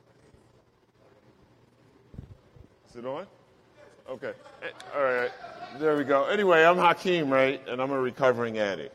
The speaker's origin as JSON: {"language": "English", "region": "New York", "country": "United States", "tie": "born or raised there", "also_born_or_lived": "Newark, New Jersey", "said": "I grew up in New York"}